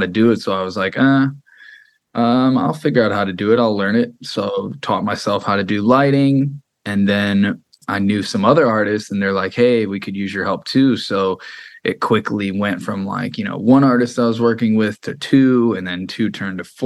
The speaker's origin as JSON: {"language": "English", "town": "Freeport", "region": "Illinois", "country": "United States", "tie": "born or raised there", "moved": "yes", "lives_now": "Los Angeles, United States", "said": "I grew up outside of Chicago in a small little town."}